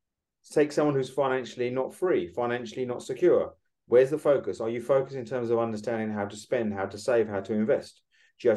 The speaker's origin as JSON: {"language": "English", "country": "United Kingdom", "said": "we, as a British"}